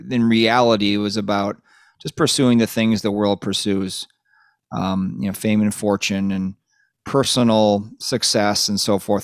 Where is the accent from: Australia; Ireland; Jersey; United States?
United States; Lake Minnetonka, Minnesota; We grew up on the west side of the Twin Cities in a place called Lake Minnetonka